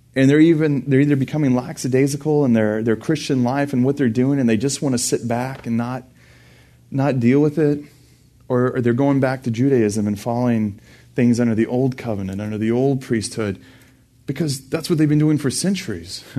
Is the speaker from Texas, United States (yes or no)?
yes; Burnet, Texas, United States; also born or lived in Houston, Texas / Dallas, Texas / College Station, Texas; I grew up in Burney, Texas, and graduated from there